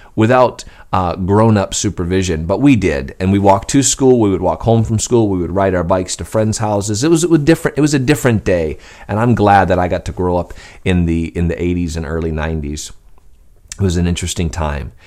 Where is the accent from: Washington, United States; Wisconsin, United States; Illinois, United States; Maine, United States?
Maine, United States; Skowhegan; I was a boy growing up in Skowhegan, Maine